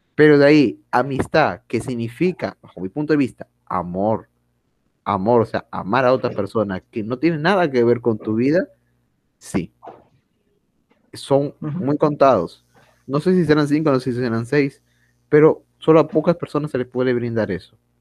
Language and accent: Spanish; Peru; somos peruanos